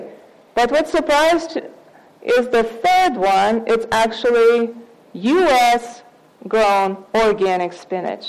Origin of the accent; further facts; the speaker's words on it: Russia; now in United States; I'm from Russia, so we used to eat beets all the time